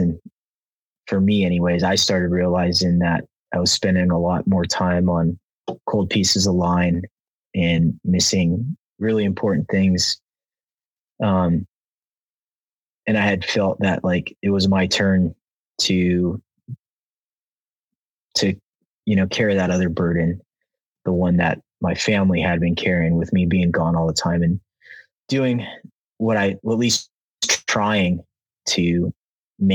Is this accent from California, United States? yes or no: yes; Los Angeles, California, United States; I'm born and raised in Southern California, San Fernando Valley, West Hills, California